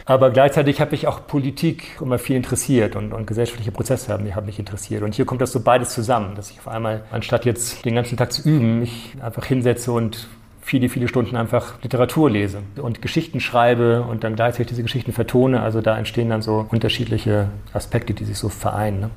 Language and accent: German; Norderstedt, Schleswig-Holstein, Germany; also born or lived in Hamburg / Nairobi / Arnhem; in Norderstedt, dort wo ich aufgewachsen bin